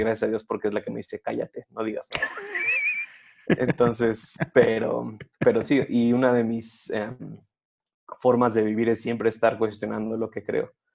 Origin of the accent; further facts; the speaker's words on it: Cuautitlán Izcalli, State of Mexico, Mexico; mi, pueblo natal se llama Cuautitlán Izcalli que es una ciudad al norte de la Ciudad de México